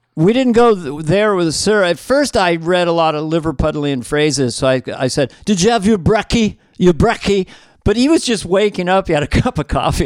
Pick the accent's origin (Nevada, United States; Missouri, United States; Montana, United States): Montana, United States; I'm from Montana